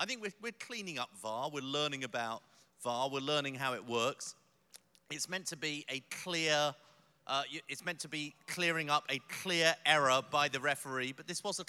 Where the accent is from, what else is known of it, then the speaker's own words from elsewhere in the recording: London, United Kingdom; I'm from South London